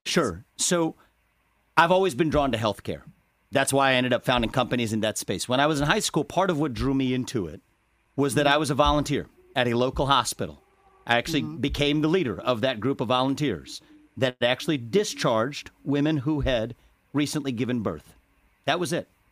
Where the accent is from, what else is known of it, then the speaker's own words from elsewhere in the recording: Cincinnati, Ohio, United States; I was born in Cincinnati, Ohio